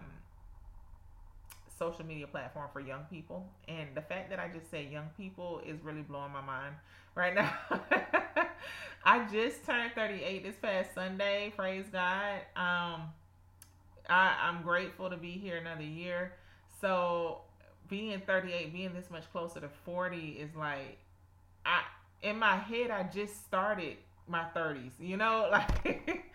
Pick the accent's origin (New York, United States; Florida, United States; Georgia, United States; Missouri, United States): Georgia, United States; South; accent: South Georgia; my South Georgia accent